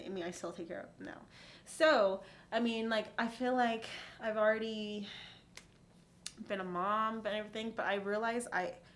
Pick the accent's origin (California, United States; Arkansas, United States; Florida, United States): California, United States; moved away as an adult; now in Las Vegas, United States; I was born and raised there my whole life